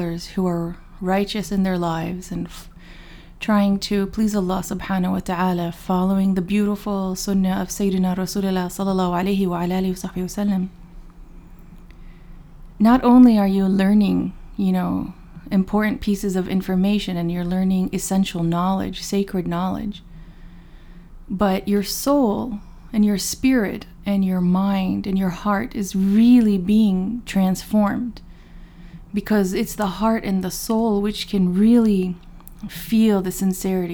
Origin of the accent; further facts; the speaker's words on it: Dallas, Texas, United States; also born or lived in Chicago, Illinois; I was born in Chicago, but my family moved, you know, to Dallas when I was young. So I grew up in the public school system in Dallas, Texas